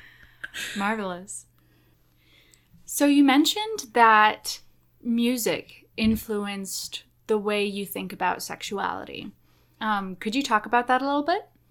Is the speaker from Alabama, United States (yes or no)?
no; Oklahoma, United States